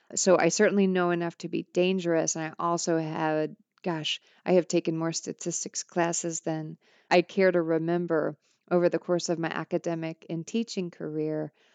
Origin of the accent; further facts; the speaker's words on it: Granite City, Illinois, United States; moved away; Granite City, Illinois